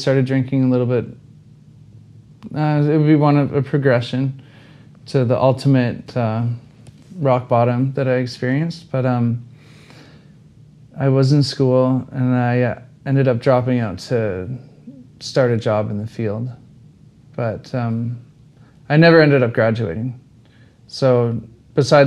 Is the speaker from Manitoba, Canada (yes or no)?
no; Ontario, Canada; moved away as an adult; I'm from Ontario